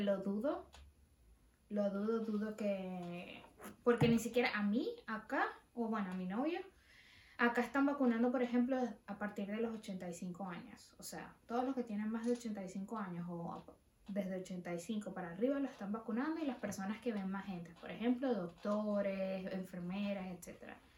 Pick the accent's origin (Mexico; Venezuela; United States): Venezuela; moved away as an adult; me fui de Venezuela